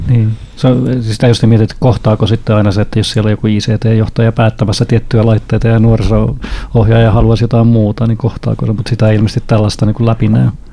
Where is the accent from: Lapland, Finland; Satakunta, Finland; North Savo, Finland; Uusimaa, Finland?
Satakunta, Finland; Honkajoki; mä oon pieneltä paikkakunnalta kotoisin, alle 2000 hengen paikkakunnalta Honköylältä